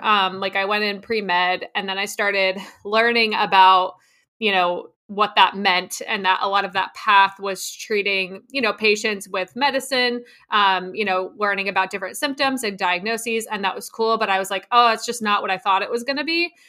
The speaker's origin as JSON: {"language": "English", "region": "New Jersey", "country": "United States", "tie": "born or raised there", "said": "I grew up in New Jersey on a horse farm"}